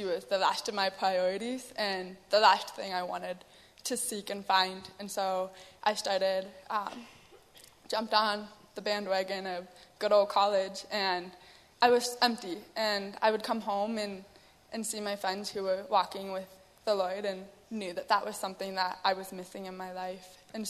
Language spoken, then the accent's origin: English; Bozeman, Montana, United States; also born or lived in Missoula, Montana; I am from Bozeman, born and raised, and I was blessed with parents who loved the Lord.